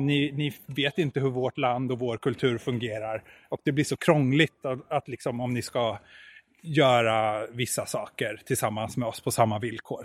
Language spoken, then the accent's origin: Swedish; Malmö, Skåne, Sweden; moved away as an adult; now in Tokyo, Japan; jag är ju ganska lokalpatriotisk. Jag kommer ju från Malmö